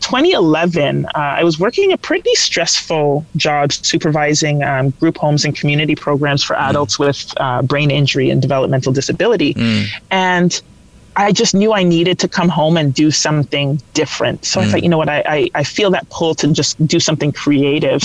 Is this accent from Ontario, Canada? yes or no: yes; London, Ontario, Canada; I grew up in London, Ontario